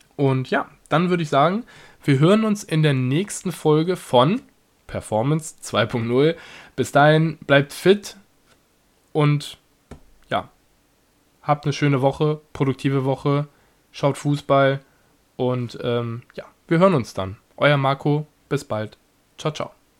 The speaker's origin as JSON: {"language": "German", "country": "Germany", "said": "selbst als Deutscher"}